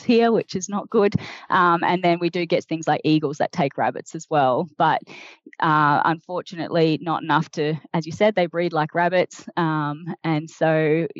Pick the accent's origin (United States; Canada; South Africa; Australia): Australia